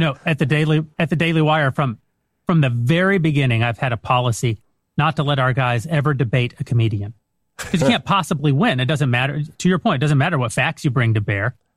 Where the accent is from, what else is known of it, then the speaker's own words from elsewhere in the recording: West Texas, United States; I'm from West Texas